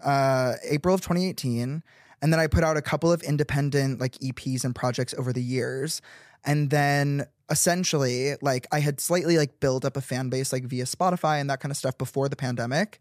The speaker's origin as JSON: {"language": "English", "town": "Chicago", "region": "Illinois", "country": "United States", "tie": "born or raised there", "said": "I grew up in the suburbs of Chicago"}